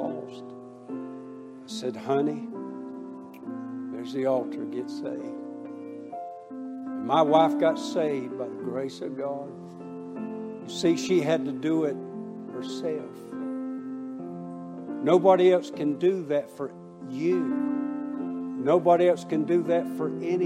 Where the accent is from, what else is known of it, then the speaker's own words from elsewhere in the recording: Waycross, Georgia, United States; My hometown of Waycross, Georgia.